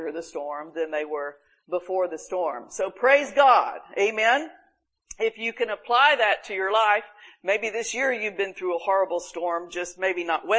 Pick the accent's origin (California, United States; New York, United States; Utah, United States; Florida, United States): Florida, United States; Panama City Beach; we've always had hurricane problems in my hometown, Panama City Beach.